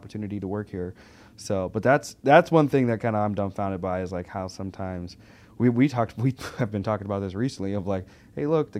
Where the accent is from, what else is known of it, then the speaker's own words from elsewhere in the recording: the South, United States; Because I grew up in the South, where you don't mm-hmm. you don't say derogatory things typically, even around females.